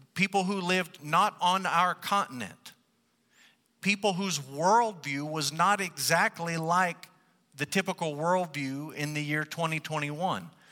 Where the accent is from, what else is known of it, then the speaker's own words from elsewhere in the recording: United States; we, as white English-speaking Americans